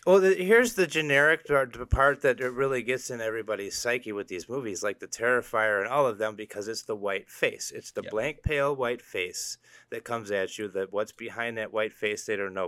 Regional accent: Illinois, United States; We're from Illinois

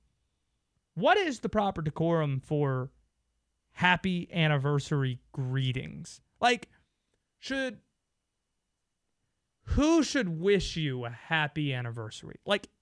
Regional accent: Youngsville, North Carolina, United States; I grew up outside of Raleigh. I confuse people when I say I'm from Wake Forest. Really, the name of the town is Youngsville

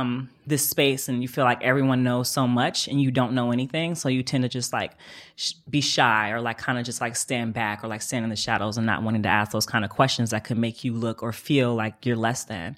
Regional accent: Oakland, California, United States; also born or lived in Atlanta; I moved back from Atlanta home to Oakland.

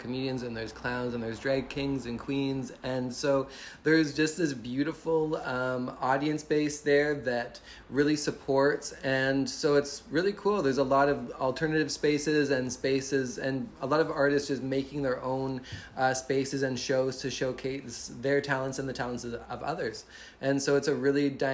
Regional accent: London, Ontario, Canada; now in Victoria, Canada; I'm from London, Ontario.

